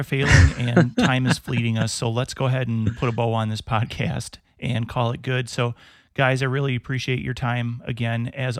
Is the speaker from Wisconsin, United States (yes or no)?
yes; Wisconsin, United States; born or raised there